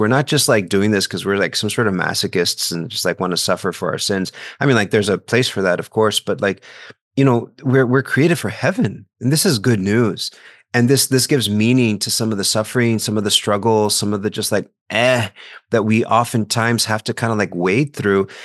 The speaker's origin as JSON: {"language": "English", "region": "South Texas", "country": "United States", "moved": "yes", "said": "I'm from South Texas"}